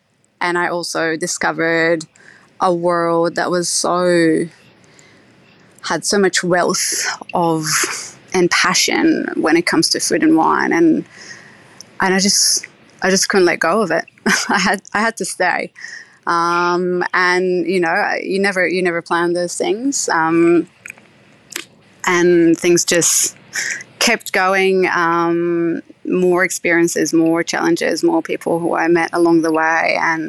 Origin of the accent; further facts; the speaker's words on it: Israel; now in Australia; As I said, I grew up in Israel at a religious home where the Sabbath is a big a weekly event.